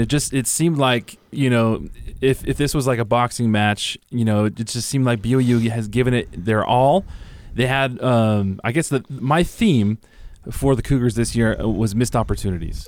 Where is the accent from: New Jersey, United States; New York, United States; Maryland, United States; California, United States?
California, United States; moved away; growing up in California